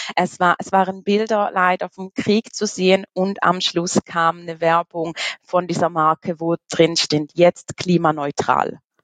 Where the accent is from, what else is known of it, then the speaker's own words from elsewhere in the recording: Switzerland; komme aus der wunderschönen Schweiz